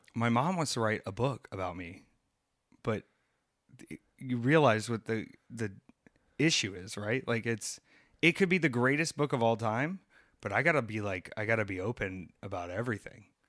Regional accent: the Carolinas, United States; growing up in the Carolinas

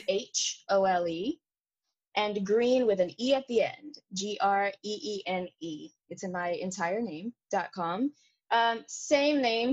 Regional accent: Houston, Texas, United States; moved away; I'm going to be directing my first show at home. I'm from Houston

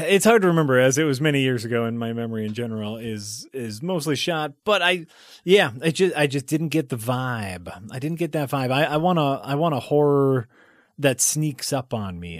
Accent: United States; I'm an American.

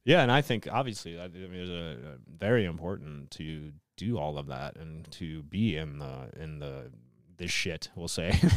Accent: Wisconsin, United States; I grew up in Wisconsin

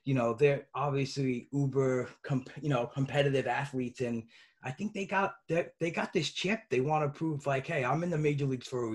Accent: New York, United States; I'm from New York

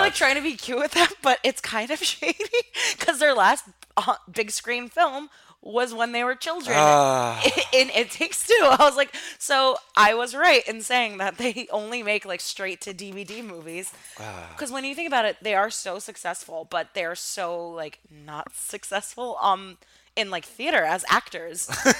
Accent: Armenia; accent: Armenian; English is a second language; Oh, I think my like Armenian accent when I was younger forced me to call it Kazaa.

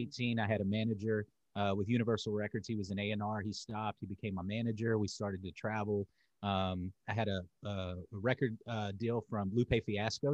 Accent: Charlotte, North Carolina, United States; also born or lived in Winston-Salem, North Carolina; I'm in North Carolina. So I was born in Charlotte. I went back to Charlotte after I got out of jail

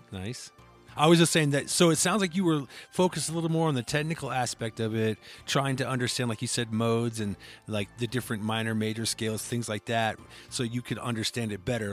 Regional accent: Iowa, United States; I'm from Iowa

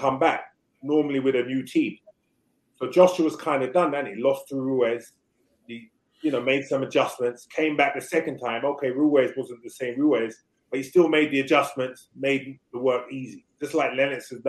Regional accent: United Kingdom; I'm a Brit

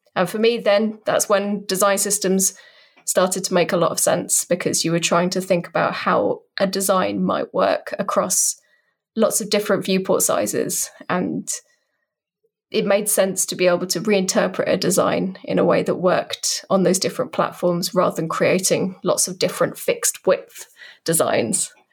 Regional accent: United Kingdom; I'm a British person, in case you couldn't tell by the accent

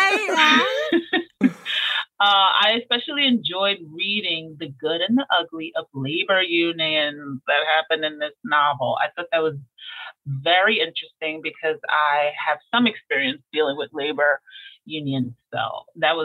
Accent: New York City, New York, United States; I'm a Brooklynite

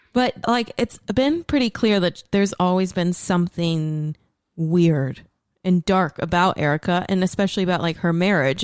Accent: outside of Dallas, Texas, United States; we just like grew up outside of Dallas

